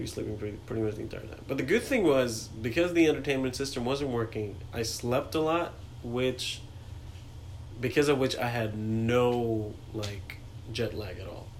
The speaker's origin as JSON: {"language": "English", "town": "New Delhi", "region": "Delhi", "country": "India", "tie": "born or raised there", "also_born_or_lived": "Agra, India", "first_language": "Hindi", "second_language": "English", "moved": "as an adult", "lives_now": "United States", "said": "New Delhi is where I grew up, but I was born in Agra, which is where the Taj Mahal is."}